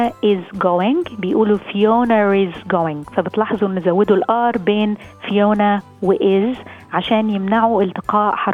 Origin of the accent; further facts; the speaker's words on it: Lebanon; now in Australia; نحن لبنانية بخلص الواحد بقول لك ثانك يو ثانك يو